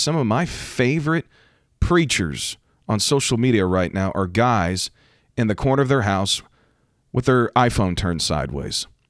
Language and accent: English; United States; I am talking as an American